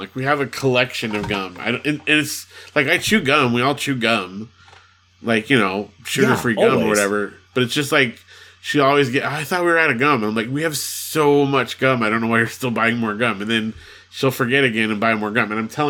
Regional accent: Big Bear, California, United States; I grew up in Big Bear, and there was not a lot of shopping options up there.

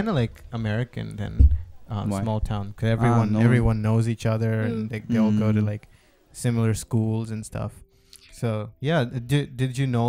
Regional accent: Tokyo, Japan; Yeah, I mean, I'm from Tokyo, so I don't really have that much experience about small towns.

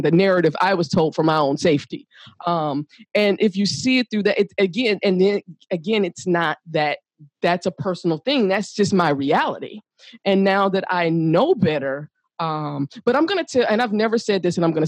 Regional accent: the South, United States; I'm from the South.

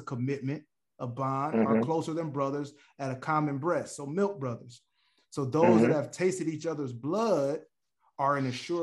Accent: Detroit, Michigan, United States; I'm from Detroit

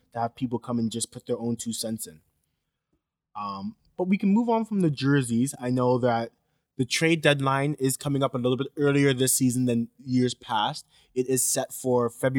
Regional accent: Canada; I'm not from the States.

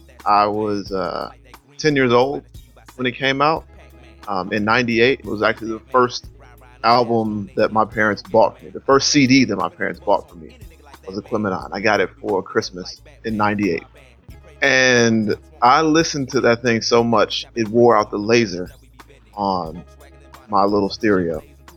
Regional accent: the South, United States; Being a Southerner, I never heard a Southern cat rap quite like both … and … did in that song.

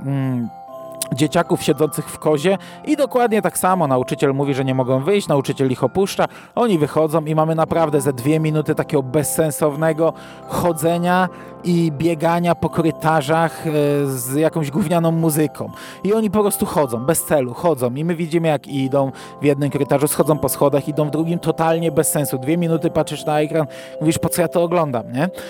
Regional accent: Chełm, Lublin Voivodeship, Poland; u mnie w Hełmie zawsze stawiano pięć choinek złożonych w jedną

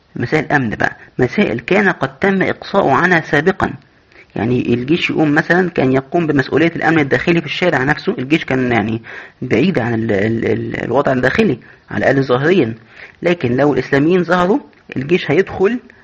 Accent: Egypt; عندنا في مصر

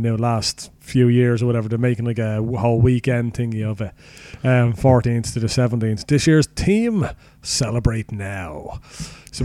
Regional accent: Ireland; we are Irish

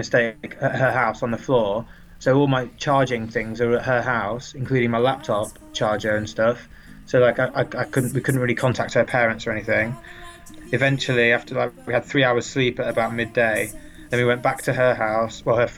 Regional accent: England, United Kingdom; we're English.

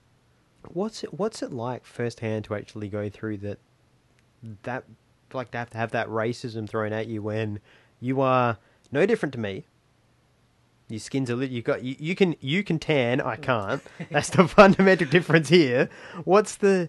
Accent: Australia; I'm a Kiwi Australian, but I identify as an Australian because it's where I was born

